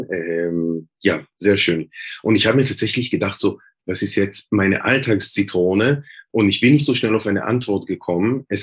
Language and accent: German; Jerusalem, Jerusalem District, Israel; Du hast ja gesagt, ich komme aus Jerusalem, aus Westjerusalem.